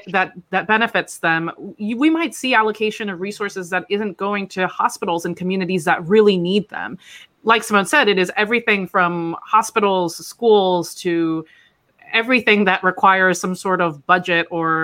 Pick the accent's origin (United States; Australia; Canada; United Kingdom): United States; Florida; moved away; I'm originally from Florida.